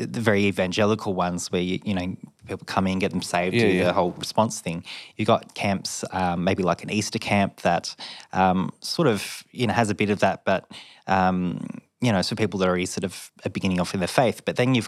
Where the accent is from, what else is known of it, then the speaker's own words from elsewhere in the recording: Mildura, Victoria, Australia; So I grew up in Mildura. I was born a country boy.